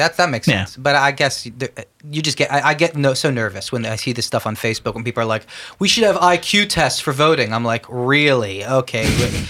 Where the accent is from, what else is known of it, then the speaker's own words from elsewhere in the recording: Pennsylvania, United States; My home state, the love of my life.